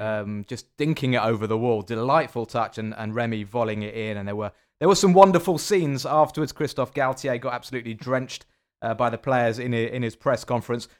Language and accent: English; England, United Kingdom; I'm from England